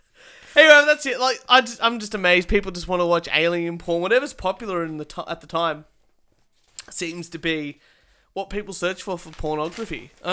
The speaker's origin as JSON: {"language": "English", "country": "Australia", "tie": "born or raised there", "said": "I've been Australian all my life."}